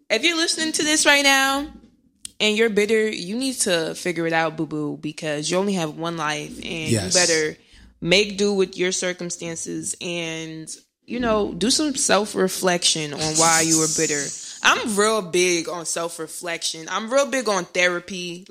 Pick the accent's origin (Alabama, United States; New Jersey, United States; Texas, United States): New Jersey, United States; Irvington; I'm from Irvington